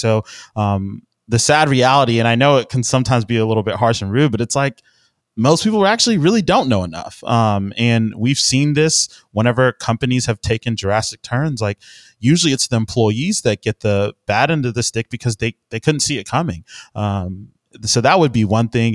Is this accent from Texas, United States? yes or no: yes; Houston, Texas, United States; I'm from Houston, Texas